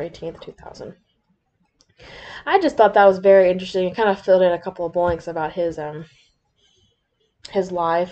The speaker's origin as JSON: {"language": "English", "region": "the South", "country": "United States", "accent": "southern", "said": "my southern accent's gonna come out really bad"}